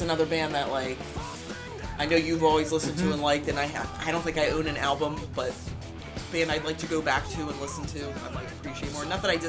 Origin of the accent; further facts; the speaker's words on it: Philadelphia, Pennsylvania, United States; I'm from Philly.